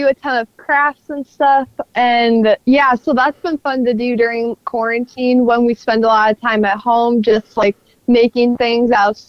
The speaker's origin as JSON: {"language": "English", "region": "Minnesota", "country": "United States", "said": "I'm a teenager from Minnesota"}